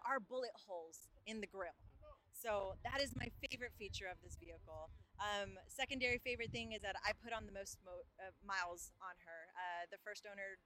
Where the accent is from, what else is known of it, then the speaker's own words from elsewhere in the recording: Los Angeles, California, United States; I'm from Boyle Heights